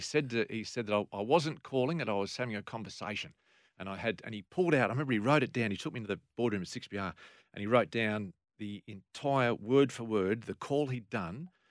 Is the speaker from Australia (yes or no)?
yes; Sydney, New South Wales, Australia; moved away; I grew up in Sydney